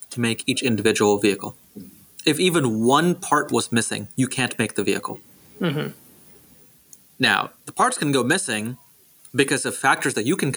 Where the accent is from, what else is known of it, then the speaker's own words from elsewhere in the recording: Houston, Texas, United States; moved away as an adult; also born or lived in Singapore; now in Silicon Valley, United States; I grew up in Singapore and in Houston, Texas